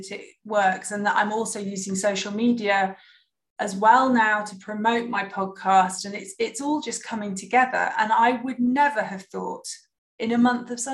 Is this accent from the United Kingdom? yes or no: yes; United Kingdom; now in Germany; I'm sitting here in Germany as a Brit